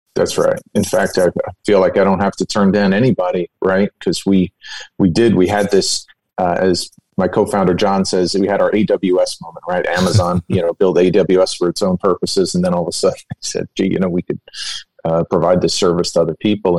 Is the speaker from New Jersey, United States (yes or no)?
yes; Bayonne, New Jersey, United States; my father had a, a, a, small appliance and hardware business in my hometown of Bayonne, New Jersey.